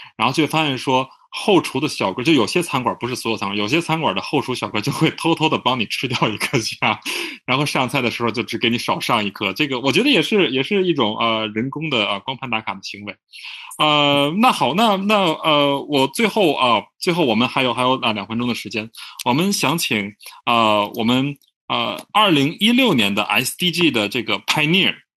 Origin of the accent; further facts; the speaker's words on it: Tianjin, China; 在我的家乡天津